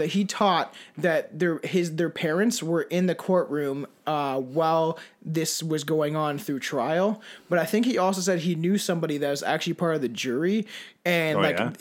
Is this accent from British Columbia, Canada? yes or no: no; St. Catharines, Ontario, Canada; also born or lived in Paris, Ontario / Toronto; now in Brantford, Canada; I was born in St. Catharines